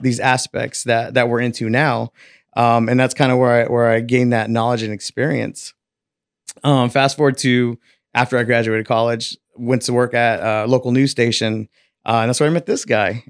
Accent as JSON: {"language": "English", "town": "Selma", "region": "California", "country": "United States", "tie": "born or raised there", "said": "I was born and raised in Selma, California"}